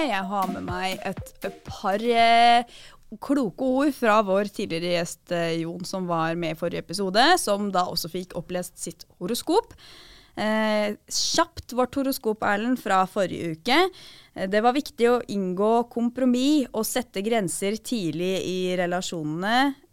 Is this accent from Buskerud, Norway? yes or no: yes; Drammen, Buskerud, Norway; Men jeg er fra Drammen, ja.